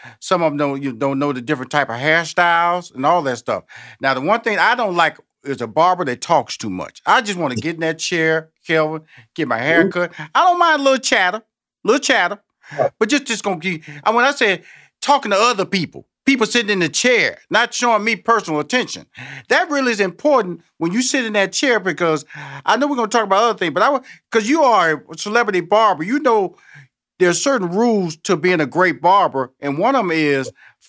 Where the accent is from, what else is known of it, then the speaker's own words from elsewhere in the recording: Houston, Texas, United States; I'm from Houston, Texas, so I'm always a Texas, you know, Oklahoma, Tennessee, Georgia type country and western person.